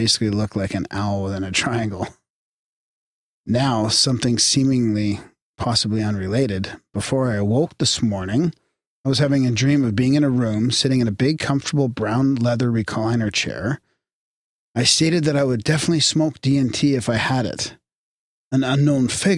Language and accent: English; Canada; we're polite Canadian boys